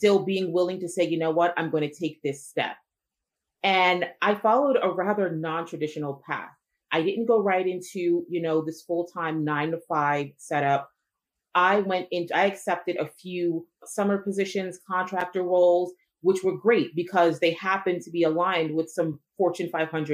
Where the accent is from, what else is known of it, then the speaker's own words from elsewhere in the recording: New Jersey, United States; I was born and raised here in New Jersey, educated in New Jersey and in New York. So I am an East Coast girl